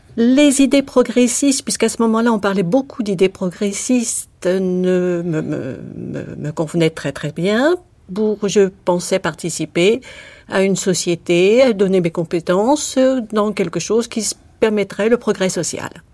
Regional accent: France; moved away as an adult; also born or lived in Phnom Penh, Cambodia; en tant que Française

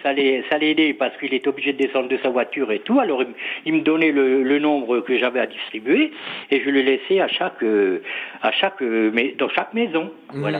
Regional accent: near Chaumont, Haute-Marne, Grand Est, France; Mon village natal, c'est Verbiel. C'est à 7 km de Chaumont.

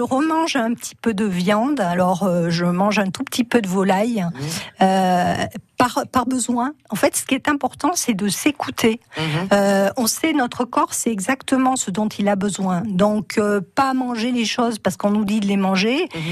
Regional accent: Cantal, Auvergne-Rhône-Alpes, France; je suis une petite fille de paysan. Hein. je suis originaire du Cantal

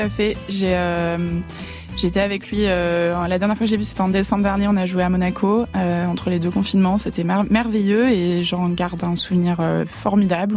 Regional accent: Lyon, Auvergne-Rhône-Alpes, France; moved away as an adult; now in Paris, France; j'ai grandi à Lyon

